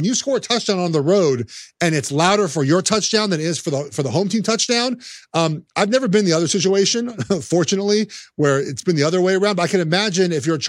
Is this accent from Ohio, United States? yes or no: no; Los Angeles, California, United States; I'm from Los Angeles